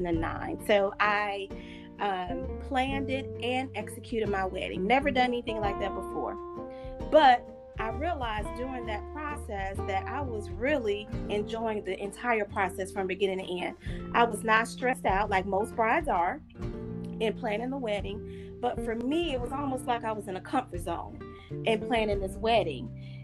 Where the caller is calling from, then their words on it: Atlanta, Georgia, United States; I'm actually calling from Atlanta, Georgia.